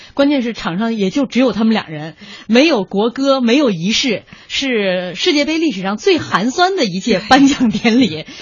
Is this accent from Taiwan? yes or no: no; China; 我们中国人